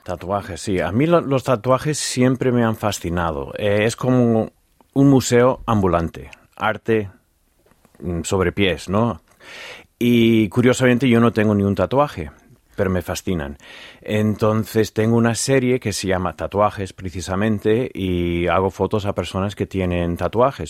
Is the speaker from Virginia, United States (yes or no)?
yes; Virginia, United States; Spanish is a second language; now in Los Santos de Maimona, Spain; Culturalmente, de donde vengo yo